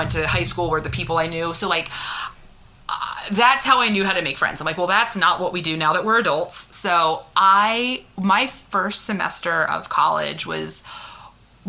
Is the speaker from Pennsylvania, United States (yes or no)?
yes; Philadelphia, Pennsylvania, United States; also born or lived in Pittsburgh; I grew up in Philadelphia.